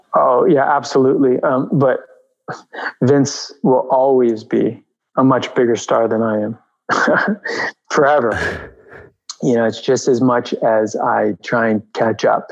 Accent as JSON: {"language": "English", "region": "New York", "country": "United States", "tie": "born or raised there", "also_born_or_lived": "Albuquerque, New Mexico", "said": "Yeah, I grew up in New York. I grew up uh, on the Upper West Side I was born in Albuquerque, New Mexico, and then I was at four years old. I moved with my mother to New York."}